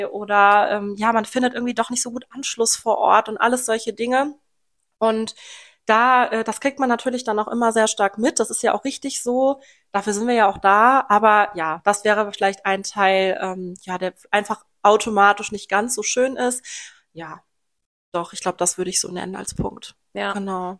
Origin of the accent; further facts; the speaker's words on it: Lohmar, North Rhine-Westphalia, Germany; ich komme hier aus dem Großraum Loma. Bin hier aufgewachsen und auch immer noch hier, aus dem Rhein-Sieg-Kreis